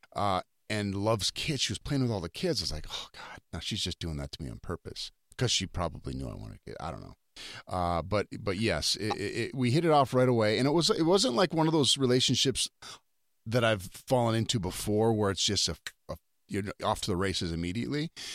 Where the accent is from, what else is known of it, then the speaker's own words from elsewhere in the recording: North Dakota, United States; we're both from North Dakota